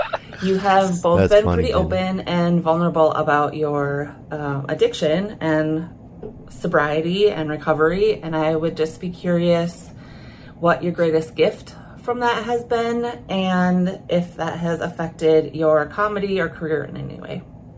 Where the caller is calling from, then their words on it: Minneapolis, Minnesota, United States; Hey Theo, hey John. … from Minneapolis and seeing you both live.